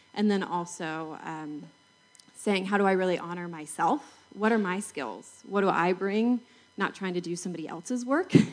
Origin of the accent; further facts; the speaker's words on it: Salt Lake City, Utah, United States; I'm from Salt Lake City